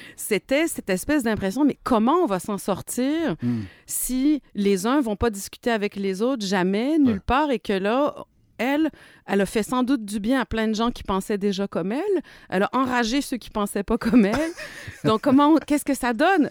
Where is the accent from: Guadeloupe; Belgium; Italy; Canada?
Canada; Quebec; moved away; also born or lived in France; j'ai été victime de racisme dans mon pays natal